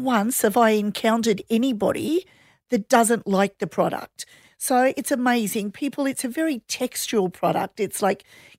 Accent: Australia; it's so sad for me as an Aussie to go over to New Zealand and see the Kiwis are so ahead of the game.

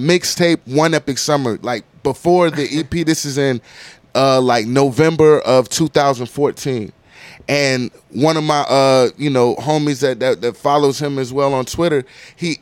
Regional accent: Virginia, United States; moved away as an adult; also born or lived in Landstuhl, Germany / New Jersey; now in Atlanta, United States; I'm from Virginia

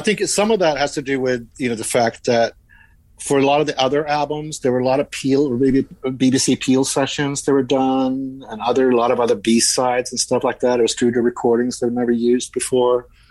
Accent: Sweden; moved away; I'm Swedish

